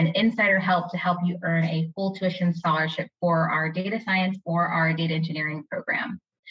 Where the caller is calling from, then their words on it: Phoenix, Arizona, United States; I'm joining you from Phoenix, Arizona.